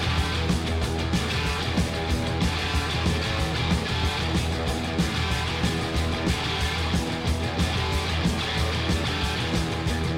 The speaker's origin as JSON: {"language": "English", "region": "Scotland", "country": "United Kingdom", "said": "I'm from Scotland, I live through in the East"}